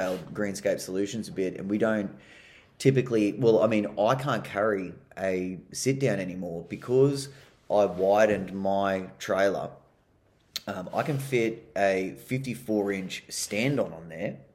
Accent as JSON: {"language": "English", "country": "Australia", "said": "being an Aussie"}